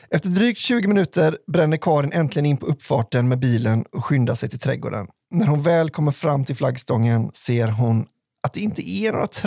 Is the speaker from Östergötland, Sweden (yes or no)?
no; Skellefteå, Västerbotten County, Sweden; Här kommer en historia från min hemkommun Skellefteå.